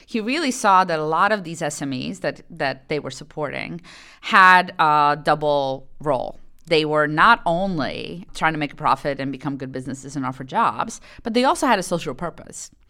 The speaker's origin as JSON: {"language": "English", "country": "Poland", "tie": "born or raised there", "moved": "yes", "said": "I grew up in Poland. And I spoke Polish."}